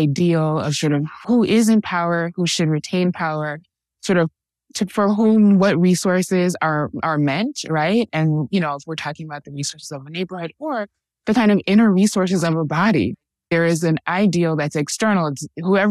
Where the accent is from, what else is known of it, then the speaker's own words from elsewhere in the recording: New York City, New York, United States; now in Washington DC, United States; born and raised in Harlem